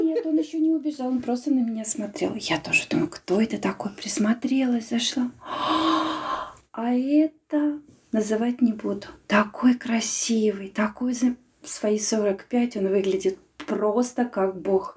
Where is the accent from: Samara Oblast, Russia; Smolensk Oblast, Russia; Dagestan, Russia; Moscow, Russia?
Smolensk Oblast, Russia; Smolensk; moved away as an adult; now in Latvia; мы живем все в одном микрорайоне, и у меня мама там осталась жить, и когда я приезжаю из Латвии в Смоленск